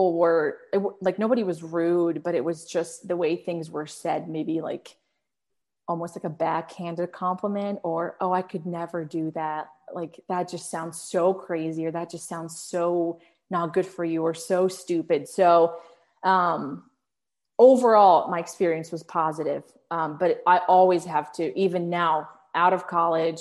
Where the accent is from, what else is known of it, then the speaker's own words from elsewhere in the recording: Arlington, Virginia, United States; English is a second language; also born or lived in Morocco; I grew up in Arlington, Virginia